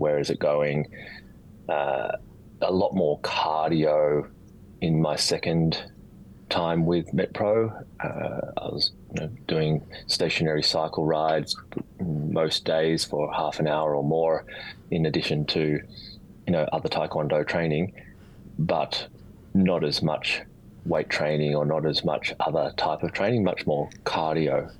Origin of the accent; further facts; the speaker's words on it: Australia; also born or lived in Sydney; Born and bred in Australia. Uh, live in Sydney now